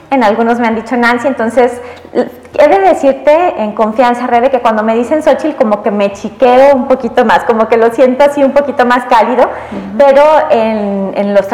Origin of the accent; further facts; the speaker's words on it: Aguascalientes, Mexico; born there; Mira, pues yo nací aquí en Aguascalientes, nací el 4 de agosto de 1971.